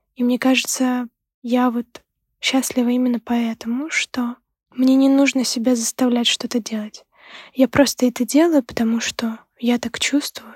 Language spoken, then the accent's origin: Russian; Ukraine; moved away as an adult; now in Sweden; Сама я из Украины